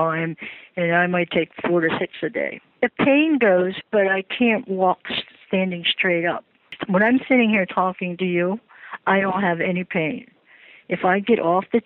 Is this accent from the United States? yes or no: yes; Baltimore, Maryland, United States; moved away; I'm originally from Baltimore